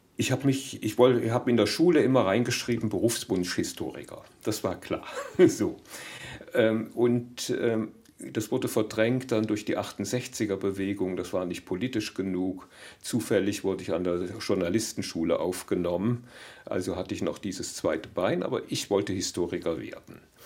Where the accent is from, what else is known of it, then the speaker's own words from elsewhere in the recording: Germany; für uns Deutsche, die wir hier als Deutsche seit vier Generationen leben.